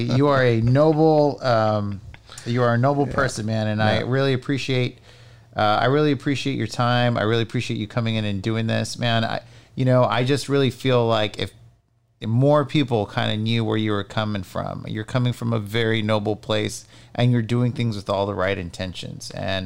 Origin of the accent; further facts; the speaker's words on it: McAllen, Texas, United States; Like, I'm from McAllen and McAllen kicks ass.